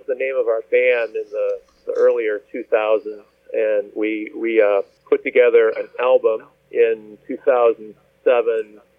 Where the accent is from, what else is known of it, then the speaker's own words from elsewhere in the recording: Midwest, United States; I grew up primarily in the Midwest, and I ended up studying art eventually, although that's not how I started out.